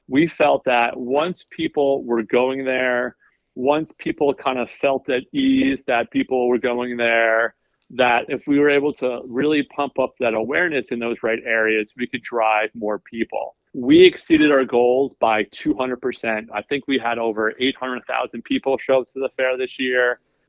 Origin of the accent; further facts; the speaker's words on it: New York City, New York, United States; so I came from New York. I worked in the city as, you know, a media buyer and planner forever.